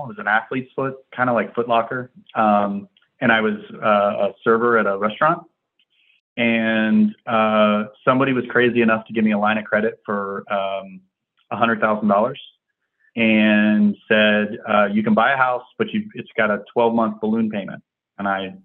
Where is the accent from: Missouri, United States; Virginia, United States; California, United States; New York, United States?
Virginia, United States; Virginia Beach; Virginia Beach, Virginia